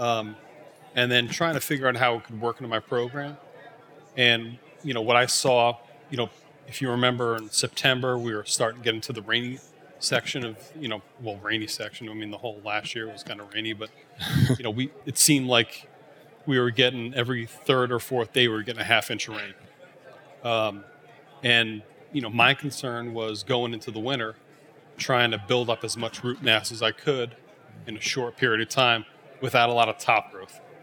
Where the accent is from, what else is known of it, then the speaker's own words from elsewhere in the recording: Rhode Island, United States; moved away as an adult; also born or lived in Syracuse, New York / Weston, Massachusetts; I grew up in Rhode Island